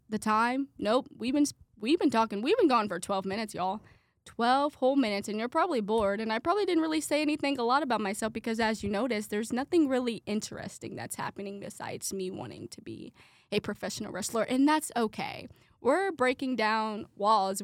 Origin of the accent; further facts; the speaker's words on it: Brownsburg, Indiana, United States; I am from Brownsburg, Indiana